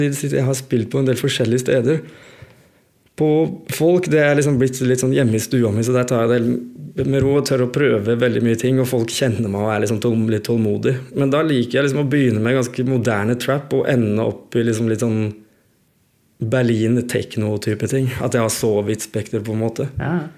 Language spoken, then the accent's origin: Norwegian; Skien, Telemark, Norway; jeg er jo fra Skien